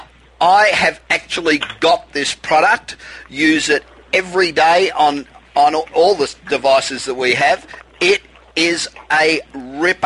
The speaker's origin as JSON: {"language": "English", "town": "Los Angeles", "region": "California", "country": "United States", "tie": "born or raised there", "said": "we're coming to you again this week from my hometown of Los Angeles"}